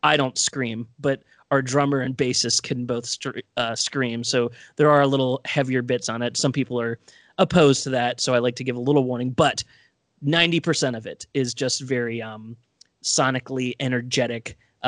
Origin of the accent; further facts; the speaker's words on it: Baltimore, Maryland, United States; we're all from Baltimore